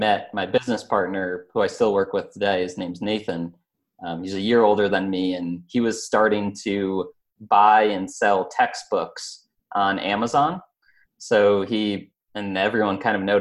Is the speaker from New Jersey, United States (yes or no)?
no; Albany, New York, United States; I grew up in Albany, New York, which is upstate New York